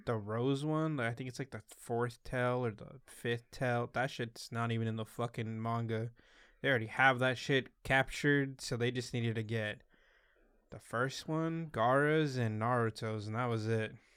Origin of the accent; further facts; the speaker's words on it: Salinas, California, United States; I'm here from Salinas